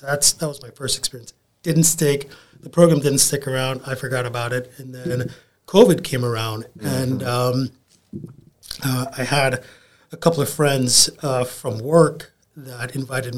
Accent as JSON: {"language": "English", "town": "Kingston", "country": "Jamaica", "tie": "born or raised there", "also_born_or_lived": "South Florida", "moved": "as an adult", "lives_now": "Tampa, United States", "said": "So I grew up in Kingston, Jamaica, and I spent my first 22 years there."}